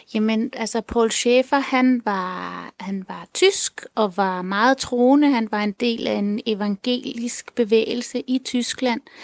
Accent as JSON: {"language": "Danish", "country": "Denmark", "tie": "born or raised there", "said": "jeg er halvt tilener, halvt dansker. Øh, og jeg er vokset op her i Danmark"}